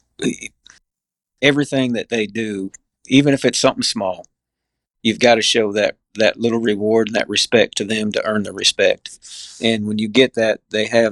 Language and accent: English; Emlenton, Pennsylvania, United States; also born or lived in Morris, Illinois / Missouri Valley, Iowa / Langston, Alabama; now in Alabama, United States; we landed in a little small town called Emleton, Pennsylvania, which is about 80 miles east of Pittsburgh